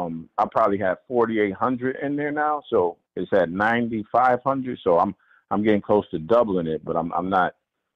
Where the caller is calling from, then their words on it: Buffalo, New York, United States; This is …. I'm calling from Buffalo.